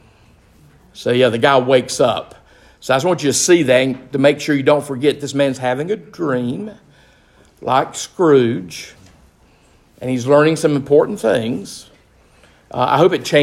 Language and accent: English; Gastonia, North Carolina, United States; when I was younger, growing up in Gastonia, North Carolina